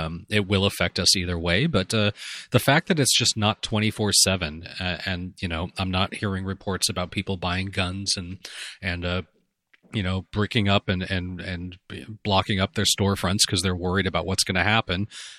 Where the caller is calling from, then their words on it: Canada; I'm recording from Canada, so this is a bona fide international podcast right now.